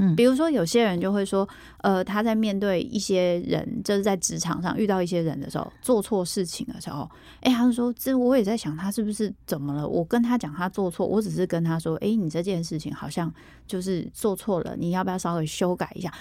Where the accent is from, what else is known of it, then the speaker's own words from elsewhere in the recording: Taiwan; 我们就是台湾的文化